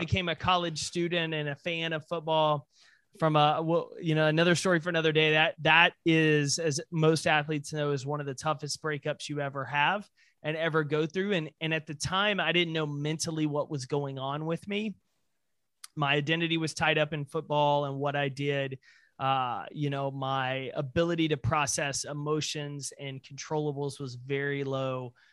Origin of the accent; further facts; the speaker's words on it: Texas, United States; being a Texan